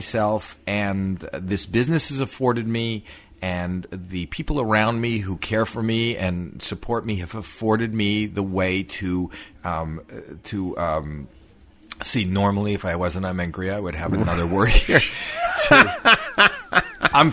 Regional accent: Canada; I'm from Canada

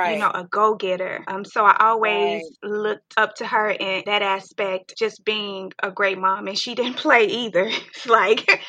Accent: Mississippi Delta, United States; growing up in the Mississippi Delta

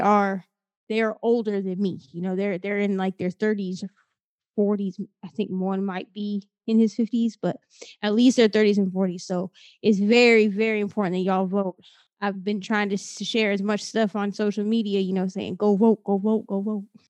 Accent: Midwest, United States; now in Florida, United States; I'm from the Midwest. From Iowa, Minnesota

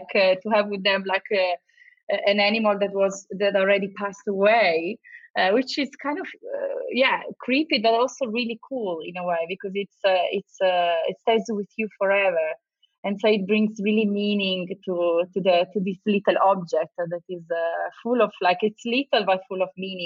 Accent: Turin, Piedmont, Italy; moved away as an adult; also born or lived in London, United Kingdom; now in Los Angeles, United States; I'm from Turin, from a little town that is very industrial

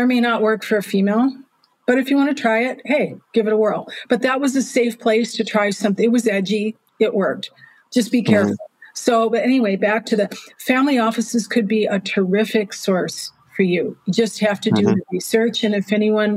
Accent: Milwaukee, Wisconsin, United States; moved away as an adult; now in London, United Kingdom; I'm from Milwaukee.

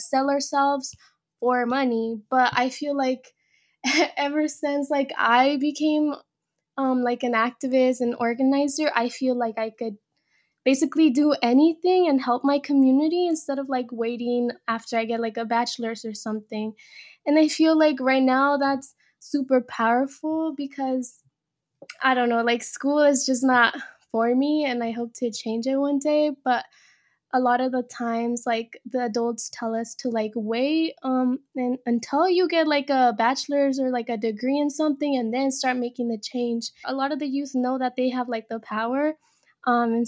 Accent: Bay Area, California, United States; also born or lived in Mexico; I was born in Mexico, but came to this country when I was about like 5. But then the Bay Area became my home when I was 7 years old

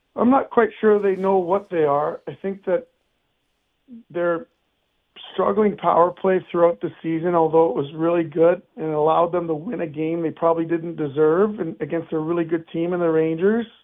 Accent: Canada; now in United States; Canadian, which I am

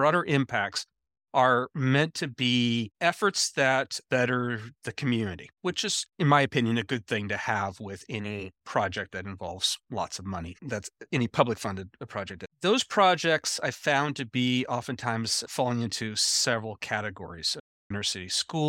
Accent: Anchorage, Alaska, United States; born there; also born or lived in Nebraska / Iowa / Missouri; I was born in Anchorage, Alaska. I spent the first 6 years of my life in Anchorage, Alaska, and then I spent another five-ish years puttering around Nebraska, Iowa, Missouri a little bit

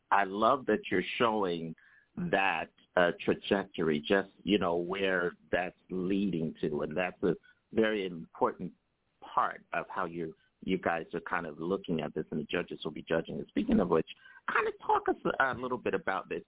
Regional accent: New York City, New York, United States; New York City, my hometown here, uh, which is uh, where I live.

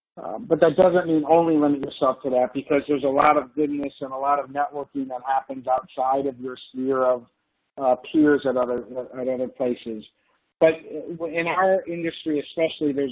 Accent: Buffalo, New York, United States; we grew up in Buffalo, New York

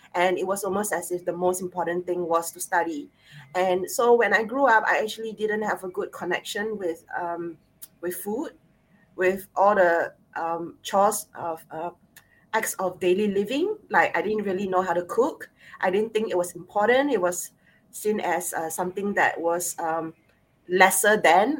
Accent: Singapore; I'm Singaporean Chinese, born and bred in Singapore

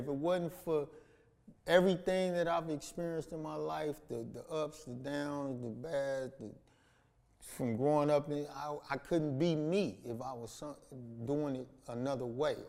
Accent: Los Angeles, California, United States; South Central Los Angeles. Not Central or South Los Angeles. South Central.

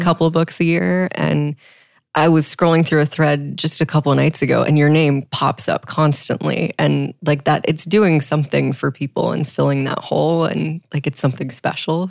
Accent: Texas, United States; I grew up in Texas

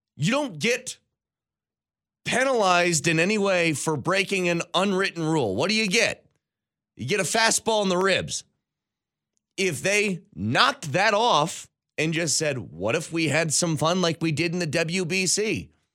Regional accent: United States; I'm an American.

